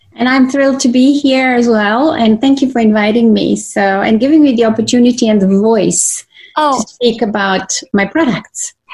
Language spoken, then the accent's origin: English; Croatia; moved away; I was born in Croatia, so I'm a native Croatian um, woman that has been raised my in my early years by my maternal grandparents in the country on a farm